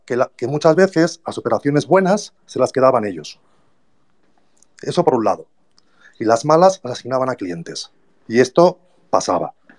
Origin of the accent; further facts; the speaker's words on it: Barcelona, Catalonia, Spain; now in Mexico; yo os hablo desde México, soy de Barcelona.